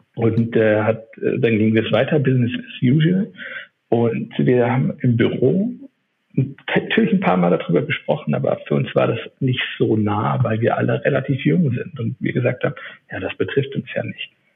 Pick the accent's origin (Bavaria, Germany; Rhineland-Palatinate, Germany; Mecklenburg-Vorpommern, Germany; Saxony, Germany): Rhineland-Palatinate, Germany; Neuwied; moved away as an adult; also born or lived in Munich; now in Berlin, Germany; bin aber eigentlich aus dem Rheinland, komme aus äh, dem schönen Städtchen Neuwied